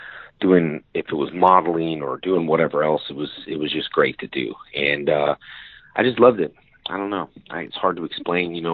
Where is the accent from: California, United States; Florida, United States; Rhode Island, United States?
California, United States; West Covina; I grew up in a town called West Covina in California